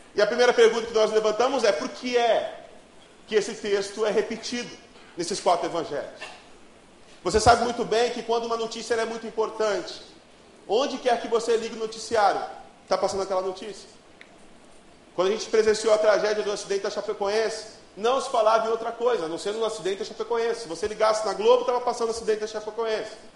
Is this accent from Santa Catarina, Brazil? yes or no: no; Ariquemes, Rondônia, Brazil; born or raised there; also born or lived in Porto Velho